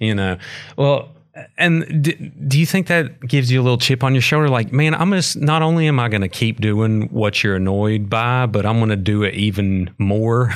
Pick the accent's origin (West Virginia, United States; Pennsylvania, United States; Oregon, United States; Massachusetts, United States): West Virginia, United States; McDowell County; I grew up in McDowell County